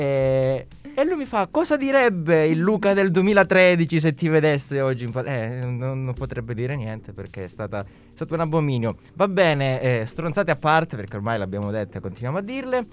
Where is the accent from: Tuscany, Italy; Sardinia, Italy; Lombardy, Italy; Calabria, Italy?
Calabria, Italy; now in Milan, Italy